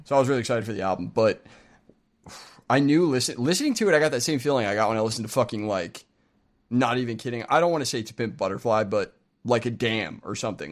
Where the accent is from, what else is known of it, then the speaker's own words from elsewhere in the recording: United States; speaking as an American